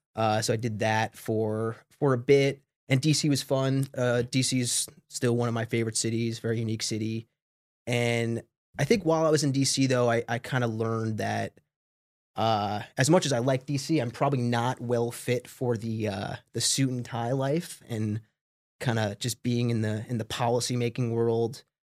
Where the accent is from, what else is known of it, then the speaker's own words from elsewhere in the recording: Smithtown, New York, United States; moved away as an adult; also born or lived in Binghamton, New York; I grew up on, uh, a suburb of Long Island about fifty minutes outside the city called Smithtown